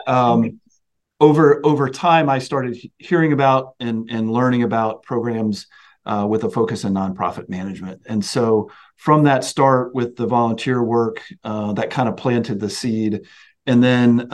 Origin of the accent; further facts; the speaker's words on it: Snow Hill, Maryland, United States; moved away as an adult; also born or lived in Pennsylvania; I grew up on the Eastern Shore of Maryland, this little town called Snow Hill